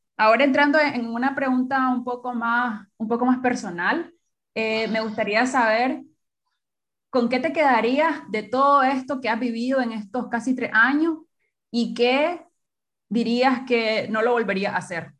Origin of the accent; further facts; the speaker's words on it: Nicaragua; moved away; quiero volver a Nicaragua porque mi sueño y mi, mi idea están allá también